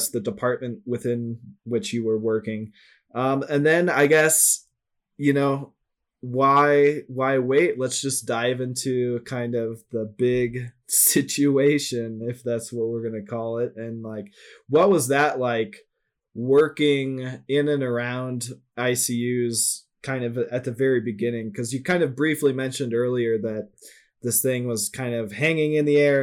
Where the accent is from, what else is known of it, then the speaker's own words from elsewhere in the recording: St. Louis, Missouri, United States; we're all from St. Louis